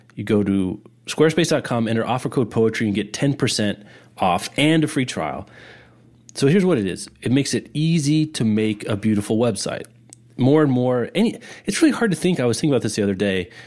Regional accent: Kansas City, United States; We're both from Kansas City or the Kansas City area

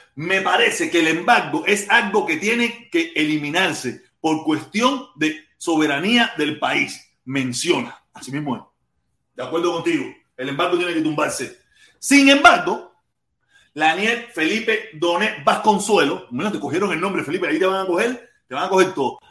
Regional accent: Havana, Cuba; moved away; Yo soy un cubano más. Nacido en Cuba, en La Habana, en el Vedado, en maternidad de línea, el 25 de agosto

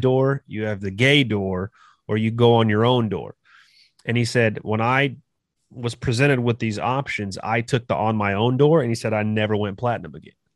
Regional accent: California, United States; moved away as an adult; now in Kansas, United States; I'm originally from California

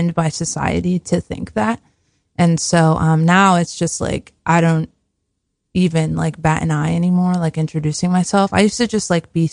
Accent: Newark, New Jersey, United States; I'm from Newark, New Jersey, born and raised Jersey girl

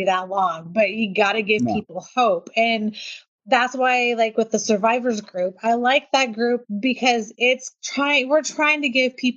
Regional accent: United States

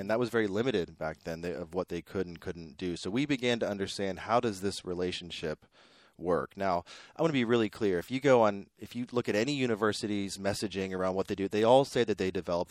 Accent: Pittsburgh, Pennsylvania, United States; moved away as an adult; also born or lived in New York City / Brooklyn; now in Waco, United States; I grew up in Pittsburgh, Pennsylvania

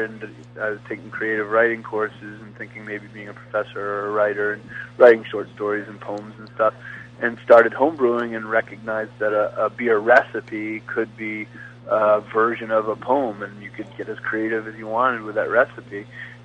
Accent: New England, United States; moved away as an adult; now in Delaware, United States; I grew up in New England

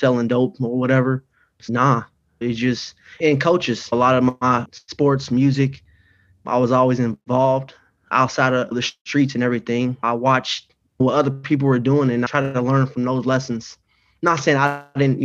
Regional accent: Dayton, Ohio, United States; moved away as an adult; also born or lived in Sioux Falls, South Dakota; now in Indiana, United States; Born and raised. Yeah, Dayton, Ohio

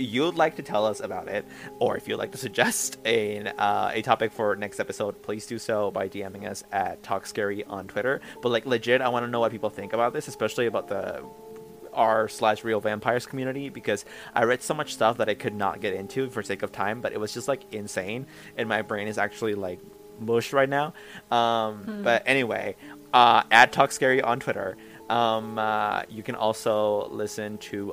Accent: Mexico; I grew up in Mexico.

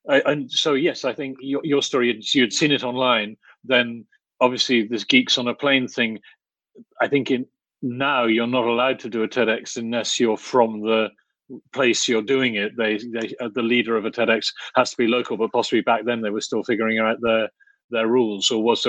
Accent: Oxford, South East England, United Kingdom; moved away as an adult; also born or lived in Cambridge; now in Poland; I grew up in Oxford, so I knew Oxford pretty well, but I was until I was sort of 18, 19, but then I went to Cambridge and other in the UK and other and then came here to Poland.

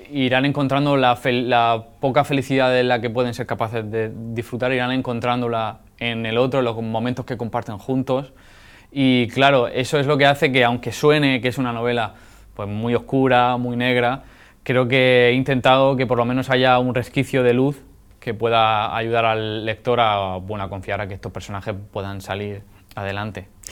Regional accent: Alhama de Murcia, Region of Murcia, Spain; la gente que he conocido, con la que me he criado, porque la novela se desarrolla en mi pueblo, en Alama de Murcia, en la huerta murciana

